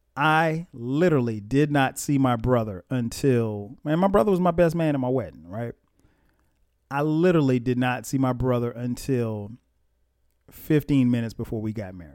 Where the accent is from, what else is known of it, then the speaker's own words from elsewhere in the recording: Florence, South Carolina, United States; also born or lived in East Orange, New Jersey; I was born in East Orange, New Jersey. And, um, but I grew up in Florence, South Carolina